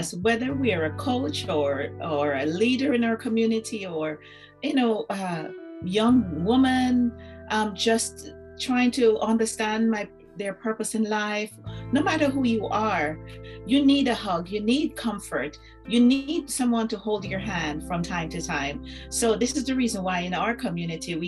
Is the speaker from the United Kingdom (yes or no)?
no; Jamaica; growing up in Jamaica